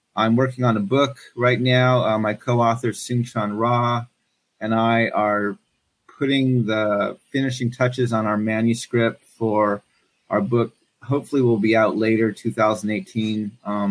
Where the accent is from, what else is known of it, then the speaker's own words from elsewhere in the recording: Gallup, New Mexico, United States; moved away as an adult; also born or lived in Denver / Navajo Reservation; I grew up in the Southwest in a border town to the Navajo reservation called Gallup, New Mexico